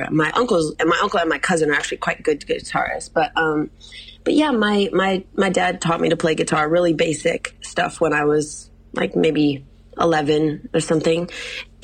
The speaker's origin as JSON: {"language": "English", "region": "Illinois", "country": "United States"}